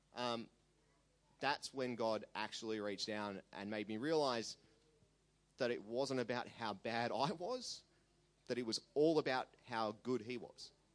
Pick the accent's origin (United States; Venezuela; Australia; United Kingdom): Australia; Sydney, New South Wales; also born or lived in Armidale, New South Wales; I was raised on the North Shore in Sydney.